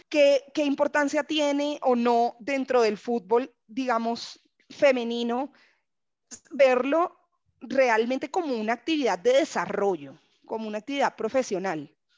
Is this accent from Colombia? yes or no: yes; Barranquilla, Atlántico, Colombia; soy de Barranquilla, mi familia claramente es toda hincha del junior